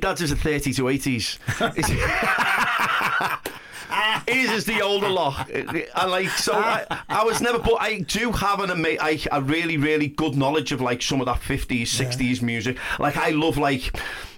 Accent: Liverpool, North West England, United Kingdom; also born or lived in Huyton / Blundellsands; We went from like this semi detached house in Pilch Lane in Heighton to this big posh detached thing in Blundell Sands.

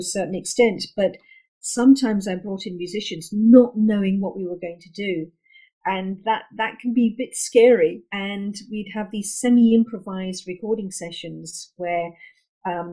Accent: London, United Kingdom; So I was born and brought up in London, and I'm second generation British Indian

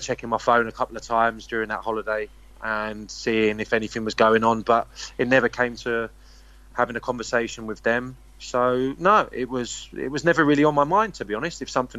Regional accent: London, United Kingdom; I'm English. You know, I was born here and I support England and I'm a Londoner. But yeah, I'm very proud of my Scottish roots, my Scottish family

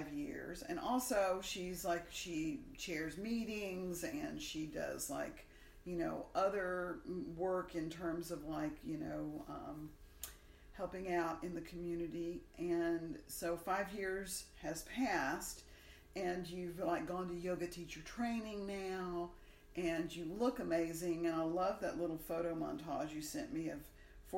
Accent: Alabama, United States; we're from Alabama

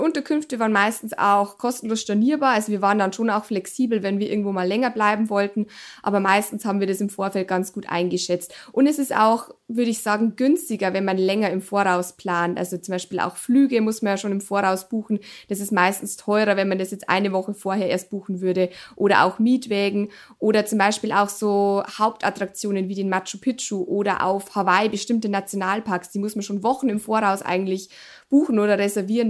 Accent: Germany; bei uns in Deutschland

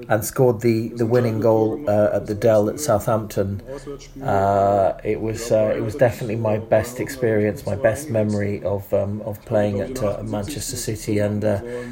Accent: East Germany, Germany; English is a second language; East Germany, where we both come from

